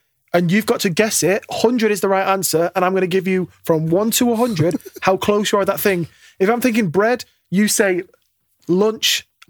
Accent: Radcliffe, North West England, United Kingdom; I could be from Manchester. I grew up in Radcliffe.

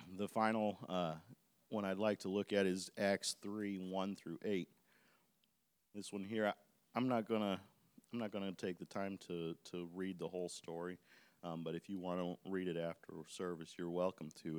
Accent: Chicago Heights, Illinois, United States; I was living, grew up in South Side of Chicago, in Chicago Heights

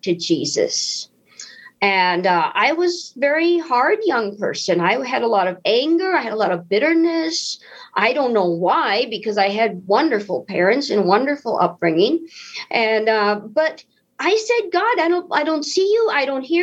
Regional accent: United States; I'm an American, so I must be a Christian

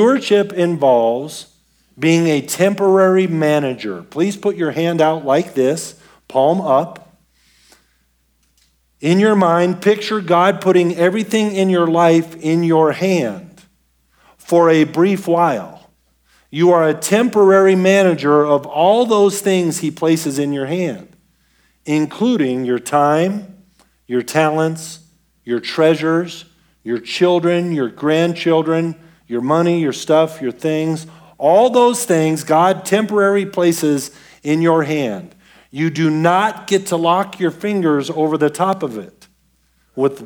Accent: Denver, Colorado, United States; I was born and raised in Denver

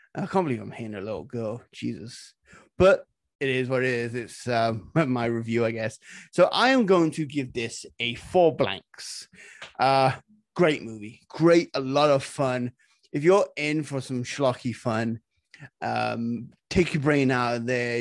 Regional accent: Nottingham, East Midlands, United Kingdom; I'm from Nottingham

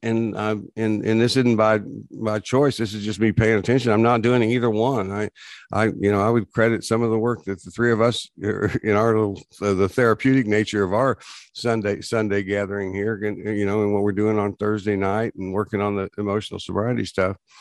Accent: Texas, United States; we grew up in Texas

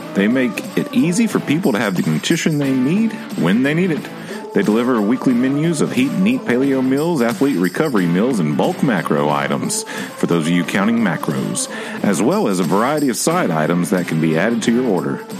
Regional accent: Nashville, Tennessee, United States; growing up in Nashville

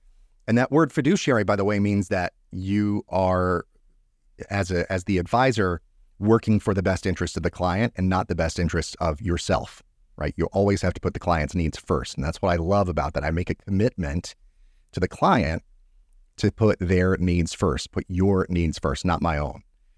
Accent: Gainesville, Georgia, United States; I'm originally from the North Georgia area, not really Metro Atlanta, just outside of Metro Atlanta, kind of a small-ish city called Gainesville, Georgia. That's where I'm originally from.

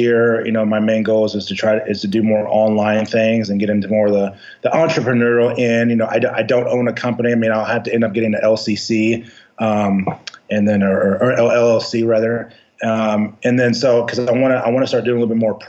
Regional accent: Louisville, Kentucky, United States; also born or lived in Bowling Green, Kentucky / Albuquerque, New Mexico; I'm originally from Louisville, Kentucky

